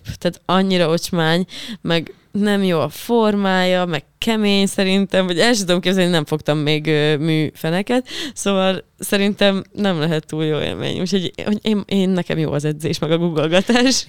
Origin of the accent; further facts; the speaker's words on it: Hungary; accent: provincial (vidékies); én például vidéki vagyok, és, ö, de nagyon vidékiesen tudok beszélni